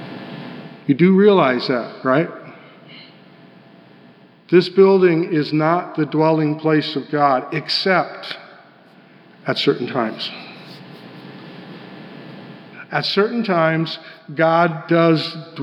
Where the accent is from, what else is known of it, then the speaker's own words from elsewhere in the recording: Denver, Colorado, United States; I grew up in Denver